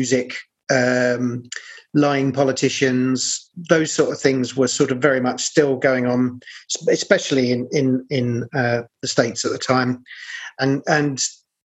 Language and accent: English; London, United Kingdom; also born or lived in Battersea; I'm actually from South East London, although parts of my family were from Battersea